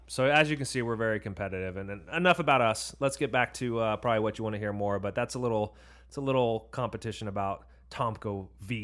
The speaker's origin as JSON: {"language": "English", "area": "Orange County", "region": "California", "country": "United States", "tie": "born or raised there", "said": "we grew up in Orange County"}